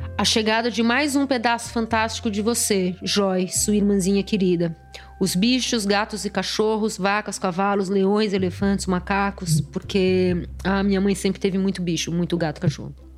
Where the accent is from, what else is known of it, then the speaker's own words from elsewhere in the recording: São Paulo, Brazil; Eu nasci de parto Leboyer na Clínica Tobias, em São Paulo